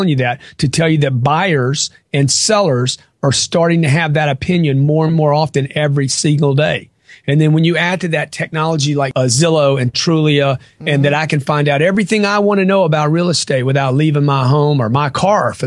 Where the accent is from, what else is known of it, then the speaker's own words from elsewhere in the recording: Lake Charles, Louisiana, United States; now in Miami, United States; I grew up in Lake Charles, Louisiana